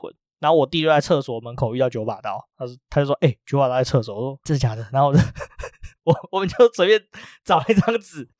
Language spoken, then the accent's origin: Chinese; Taipei, Taiwan; 因为我们是台北人嘛